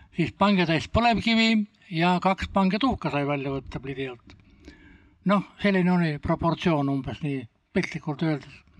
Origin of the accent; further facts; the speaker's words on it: Ida-Viru County, Estonia; now in Paide, Estonia; ma olen sündinud Ida, Ida-Virumaal Ida põlevkivi keskel, tuhamägede keskel